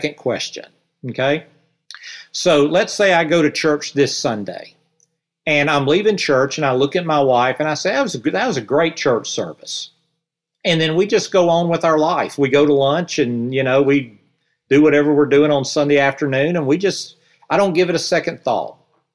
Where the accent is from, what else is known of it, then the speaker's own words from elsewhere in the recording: the South, United States; accent: Southern; with my Southern accent